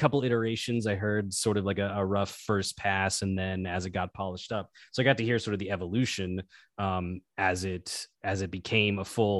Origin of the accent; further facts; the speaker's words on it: Arkansas, United States; moved away as an adult; now in Los Angeles, United States; I'm originally from Arkansas, but I've been out in LA for, geez, I think going on 13 years now.